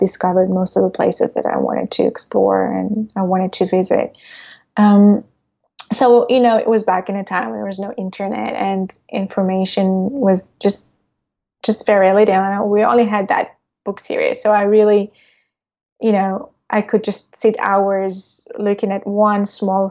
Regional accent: Israel; growing up in Israel at that time

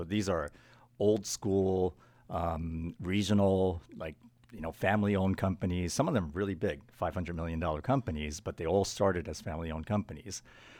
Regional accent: Japan; English is a second language; also born or lived in New York, United States / Los Angeles, United States / Kuala Lumpur, Malaysia; I grew up in Japan and the United States and Malaysia for the first 20 years of my life. It was kind of half Japan, half overseas. 5 years in New York, 2.5 years in L.A., and the balance in Kuala Lumpur, Malaysia.

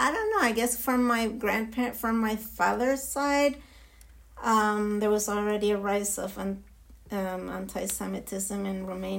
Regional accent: Santiago, Santiago Metropolitan Region, Chile; English is a second language; moved away as an adult; also born or lived in Israel / New York City / London / San Francisco; now in Miami, United States; I was born and raised in Santiago

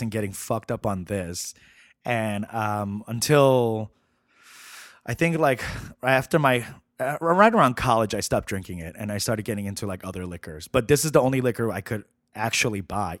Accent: New York City, New York, United States; I grew up in Flushing, Queens

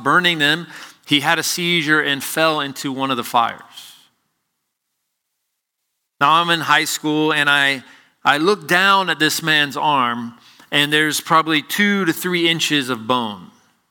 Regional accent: Chattanooga, Tennessee, United States; my hometown of Chattanooga, Tennessee

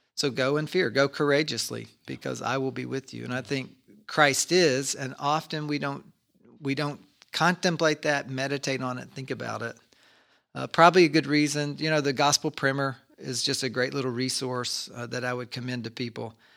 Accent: Kentucky, United States; we grew up in Kentucky and our family often would make homemade ice cream

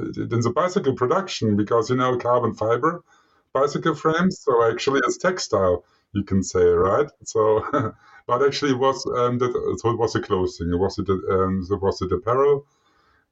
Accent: Germany; moved away as an adult; also born or lived in Switzerland / Norway; I eventually found my way back home, so to my home country, Germany

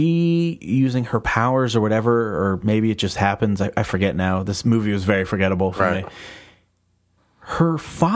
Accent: New Jersey, United States; I'm born and raised in New Jersey

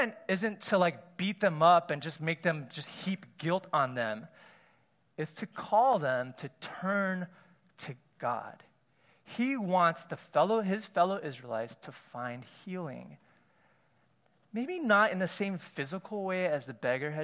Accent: United States; As an Asian American myself

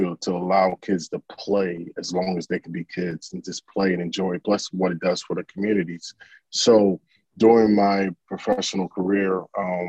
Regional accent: Philadelphia, Pennsylvania, United States; moved away; also born or lived in Orlando, Florida; Originally, I'm from Philadelphia, Pennsylvania

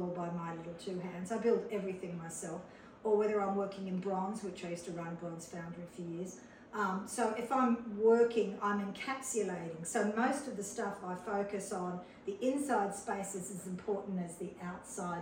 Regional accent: Sydney, New South Wales, Australia; I came from Sydney, Australia. I came from a very prestigious academic medical family

